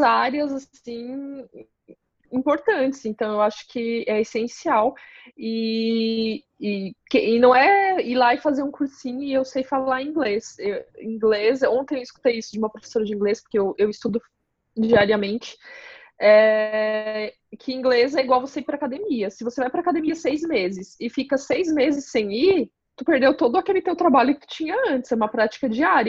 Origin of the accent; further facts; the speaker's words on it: Paraná, Brazil; now in Santa Catarina, Brazil; Eu nasci no Paraná, então quando eu vim para Santa Catarina